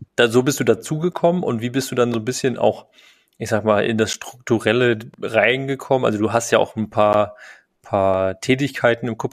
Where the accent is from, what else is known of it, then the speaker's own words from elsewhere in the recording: Rostock, Mecklenburg-Vorpommern, Germany; in Rostock, ähm, in meiner Heimatstadt